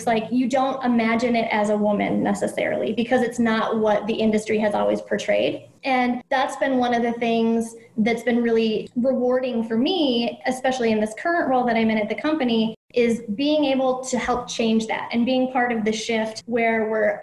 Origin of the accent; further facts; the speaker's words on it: Minnesota, United States; I was a terrible Minnesotan growing up in Minnesota